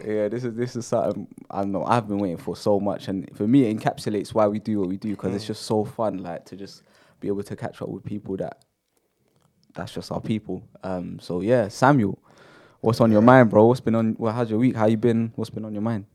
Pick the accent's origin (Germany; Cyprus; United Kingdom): United Kingdom; growing up in Britain